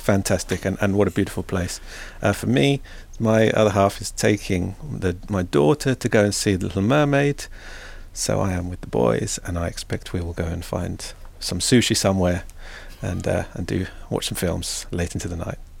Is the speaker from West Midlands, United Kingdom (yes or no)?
no; Twickenham, London, United Kingdom; moved away as an adult; now in Finland; I grew up in, in West London, uh, in, in Twickenham